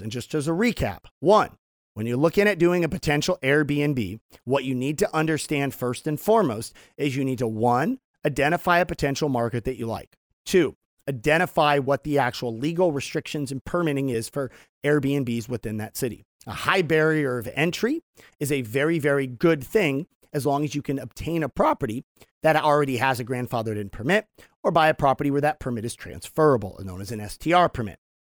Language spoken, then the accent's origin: English; Temecula, California, United States; my hometown in Temecula